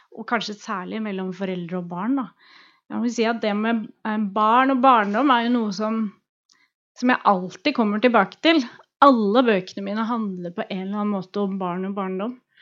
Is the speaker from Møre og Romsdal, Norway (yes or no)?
no; Oslo, Norway; also born or lived in Drammen; Så jeg er Oslo-jente